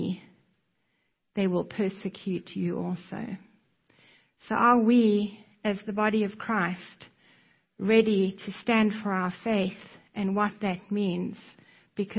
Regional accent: South Africa; moved away; you can probably hear from my accent that I am not American. I was born in South Africa

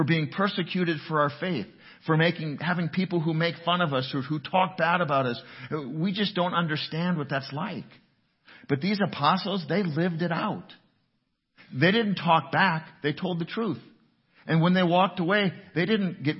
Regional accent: United States; as an American Christian

